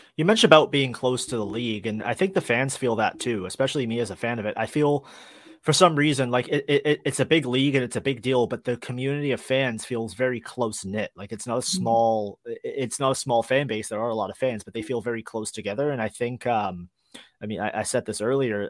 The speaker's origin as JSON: {"language": "English", "town": "Toronto", "region": "Ontario", "country": "Canada", "said": "I'm from Toronto, so that was the team I attached myself"}